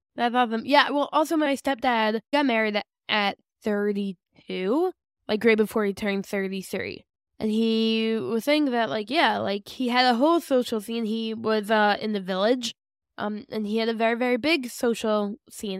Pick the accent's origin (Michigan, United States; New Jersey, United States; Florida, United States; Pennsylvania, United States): New Jersey, United States; West Orange; now in Ramat Beit Shemesh, Israel; I'm from West Orange.